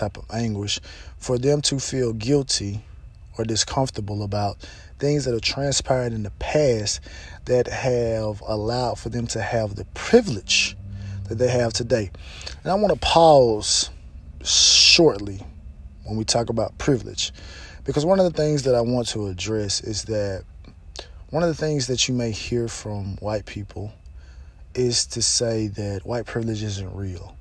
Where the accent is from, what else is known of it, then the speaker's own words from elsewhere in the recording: Mississippi, United States; I'm from Mississippi, I'm from Mississippi, I'm from Mississippi.